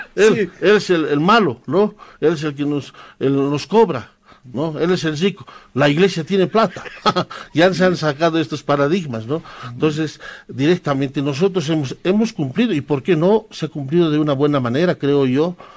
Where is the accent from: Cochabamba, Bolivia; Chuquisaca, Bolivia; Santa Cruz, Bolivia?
Chuquisaca, Bolivia; San Lucas; first language Quechua; Spanish is a second language; now in La Paz, Bolivia; San Lucas, que es nuestro pueblo. Yo soy sanluqueño, campesino